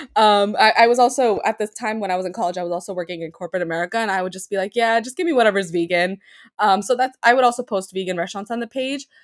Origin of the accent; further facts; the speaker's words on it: New York City, New York, United States; I was raised in Queens